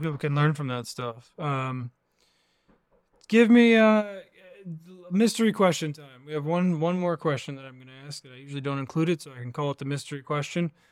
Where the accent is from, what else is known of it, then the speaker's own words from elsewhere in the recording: Virginia, United States; I grew up in Virginia, kind of in the middle of nowhere.